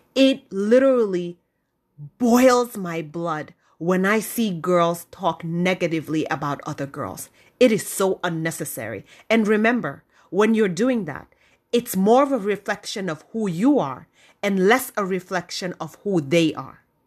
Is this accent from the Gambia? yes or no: yes; Gambia; moved away; growing up in the Gambia